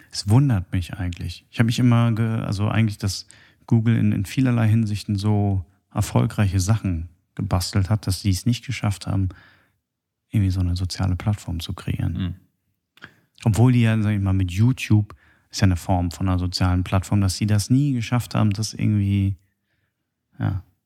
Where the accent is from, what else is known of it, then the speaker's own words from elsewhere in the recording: Germany; bei uns in Deutschland alles äh, so geregelt ist